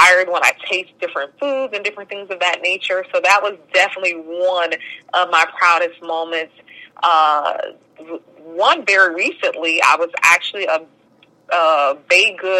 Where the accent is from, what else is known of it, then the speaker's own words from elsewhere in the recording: New Jersey, United States; moved away as an adult; also born or lived in Bronx, New York / New Orleans, Louisiana; now in Atlanta, United States; I moved to Jersey